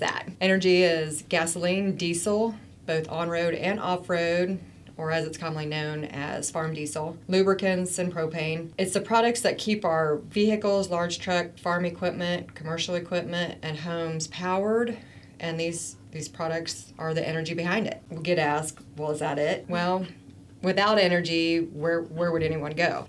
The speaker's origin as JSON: {"language": "English", "area": "Wabash County", "region": "Indiana", "country": "United States", "tie": "born or raised there", "said": "growing up in Wabash County and knowing the farmers"}